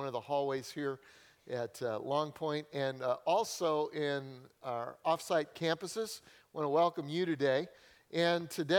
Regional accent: Denver, Colorado, United States; moved away as an adult; I grew up in Denver, Colorado.

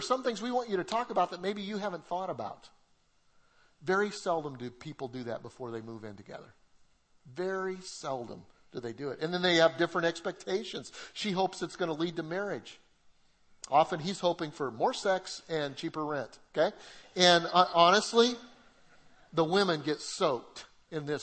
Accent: Colorado, United States; moved away; Debbie and I, we're from Colorado

